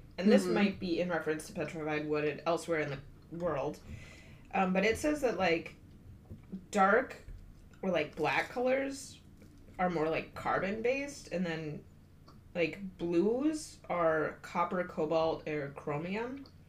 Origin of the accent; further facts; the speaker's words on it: Midwest, United States; So I'm from the Midwest and we're just not used to these kinds of rocks.